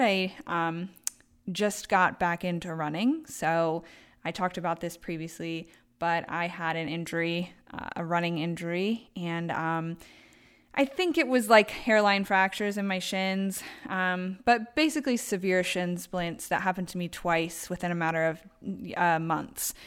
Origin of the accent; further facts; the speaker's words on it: Baltimore, Maryland, United States; moved away as an adult; now in Traverse City, United States; I am from Baltimore, Maryland